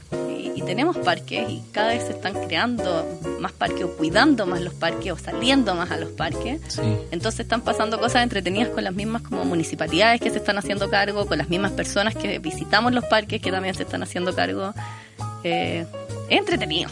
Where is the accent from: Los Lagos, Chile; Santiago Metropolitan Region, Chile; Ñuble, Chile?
Santiago Metropolitan Region, Chile; Santiago; yo soy una santiaguina amante de Santiago